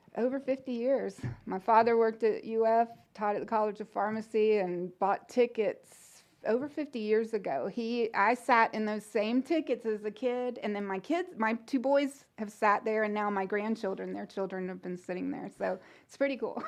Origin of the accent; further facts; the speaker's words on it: Gainesville, Florida, United States; moved away as an adult; Gainesville's my hometown